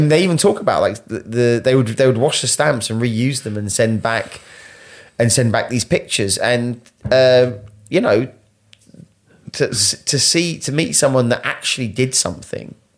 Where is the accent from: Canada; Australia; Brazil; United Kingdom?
United Kingdom; Essex, East of England; I was born in Essex